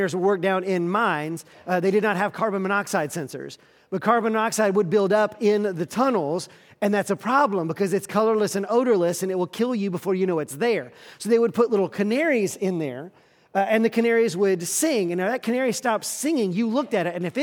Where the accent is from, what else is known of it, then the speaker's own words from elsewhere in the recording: the South, United States; I grew up in the South, we are a polite people